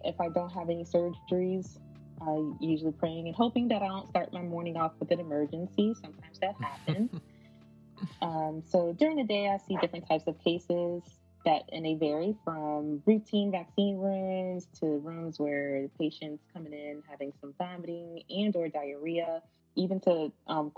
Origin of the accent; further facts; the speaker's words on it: Kenner, Louisiana, United States; now in Las Vegas, United States; I'm from Kendall, Louisiana. It's a part of the Greater New Orleans area